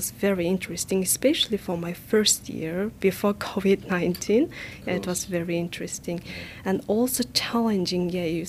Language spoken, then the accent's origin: English; Mongolia; moved away as an adult; also born or lived in Ulaanbaatar, Mongolia; now in Japan; Yeah, it's easy to say. So I come from Mongolia, and now I'm a graduate student at the Department of Public Health at DMU.